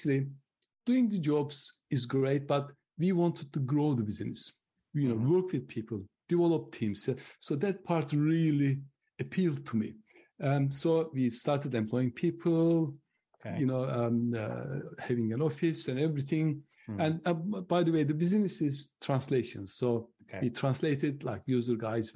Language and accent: English; Turkey; moved away as an adult; now in United Kingdom; I'm originally from Turkey, but I lived longer in the UK than I lived in Turkey